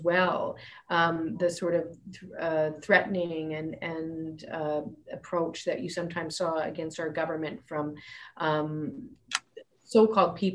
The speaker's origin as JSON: {"language": "English", "town": "Fairview", "region": "Alberta", "country": "Canada", "tie": "born or raised there", "also_born_or_lived": "Ontario / British Columbia", "moved": "as an adult", "said": "I grew up in Fairview"}